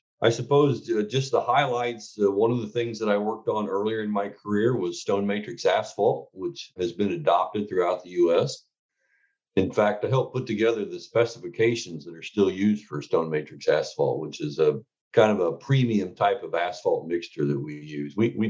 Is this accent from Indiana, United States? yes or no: yes; Indiana, United States; So I am a native Hoosier. I was born and raised here in Indiana. In fact, I live only about a couple miles from the farm I grew up on.